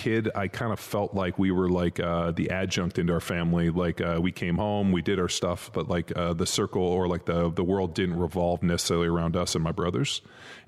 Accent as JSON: {"language": "English", "town": "Torrance", "region": "California", "country": "United States", "tie": "born or raised there", "said": "my brother and I, like we grew up in Torrance in Palos Verdes area"}